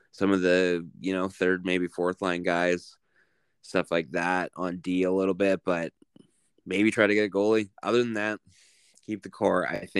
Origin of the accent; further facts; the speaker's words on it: Canada; As a Canadian